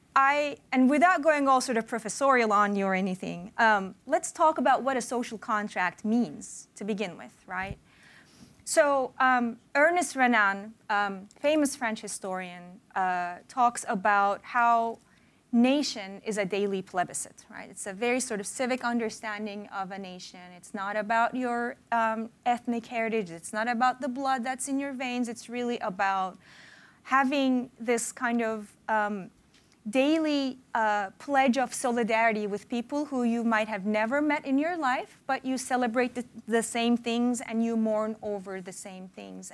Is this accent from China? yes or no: no; Turkey; moved away; when I was a kid and growing up in Turkey